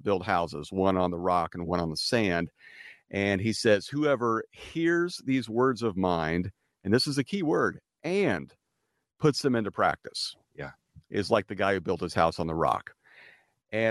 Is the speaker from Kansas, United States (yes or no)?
yes; Wichita, Kansas, United States; also born or lived in Los Angeles, California; now in California, United States; I grew up in Wichita, Kansas, and it was during the 80s.